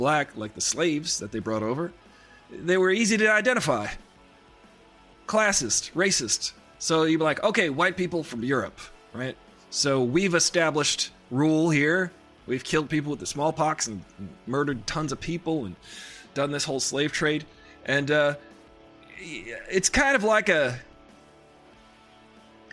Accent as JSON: {"language": "English", "region": "New York", "country": "United States", "said": "I'm from New York"}